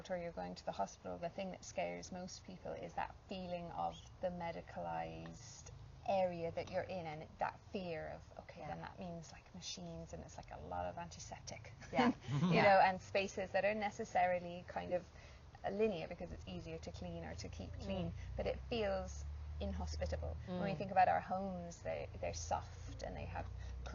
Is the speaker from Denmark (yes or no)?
no; England, United Kingdom; moved away; part of my childhood, I grew up in England